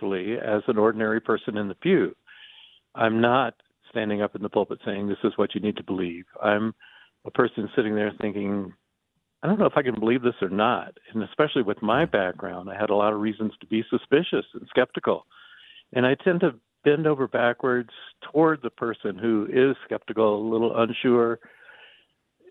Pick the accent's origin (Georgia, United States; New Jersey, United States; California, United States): Georgia, United States; Atlanta; I grew up in Atlanta, Georgia